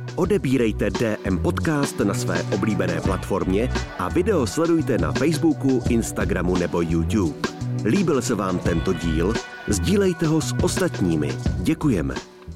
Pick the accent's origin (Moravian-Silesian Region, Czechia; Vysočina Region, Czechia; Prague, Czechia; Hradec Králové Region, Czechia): Vysočina Region, Czechia; Humpolec; Vysočinu, odkud pocházím z Humpolce